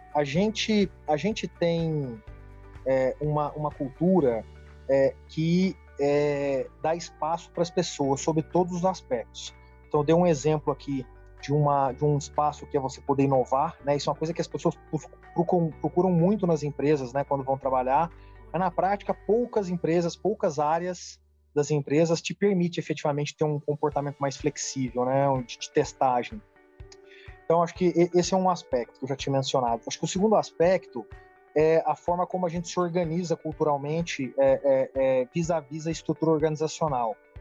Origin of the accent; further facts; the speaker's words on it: Uberaba, Minas Gerais, Brazil; moved away as an adult; also born or lived in São Paulo; Vim do interior da cidade de Uberaba para São Paulo para fazer direito